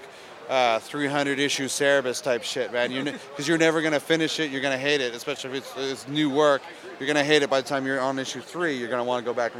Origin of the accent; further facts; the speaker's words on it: Ontario, Canada; where I grew up in Ontario, it was not cool to listen to rap